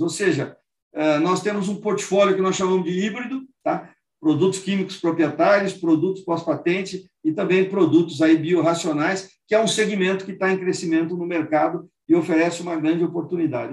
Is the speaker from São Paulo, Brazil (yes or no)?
yes; Penápolis, São Paulo, Brazil; also born or lived in Lins; Eu nasci em Lins, fui criado na cidade de Penápolis, no oeste de, de São Paulo